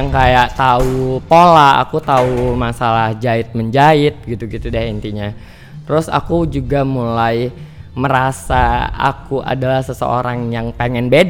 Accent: North Sumatra, Indonesia; also born or lived in Lhokseumawe, Aceh; Terus kayak sampai kelas 3 SD di sana terus bokap pindah di Langkat hmm. pindah kerja di Langkat akhirnya kayak yaudah di Langkat s

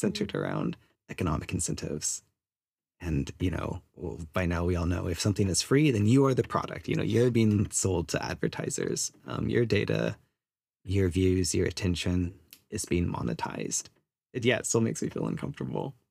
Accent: United States; moved away as an adult; now in New Zealand; I'm Chinese American, third generation immigrant to the U S

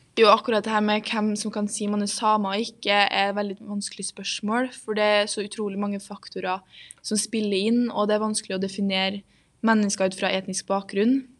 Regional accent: Trondheim, Trøndelag, Norway; er da født og oppvokst her i Trondheim

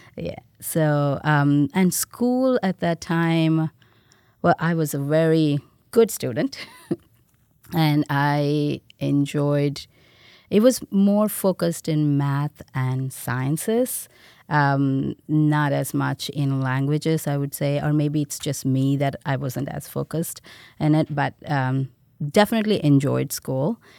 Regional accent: India; born or raised there; moved away as an adult; now in United States

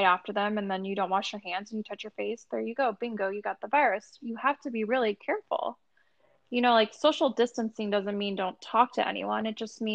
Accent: Lake Worth Beach, Florida, United States; my hometown

